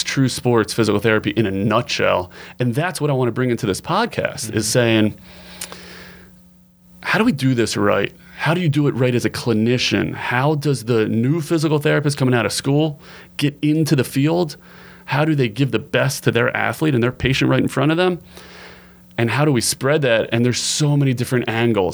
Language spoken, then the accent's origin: English; Baltimore, Maryland, United States; I grew up in Baltimore. I'm a fourth generation Baltimorean, so I got deep roots here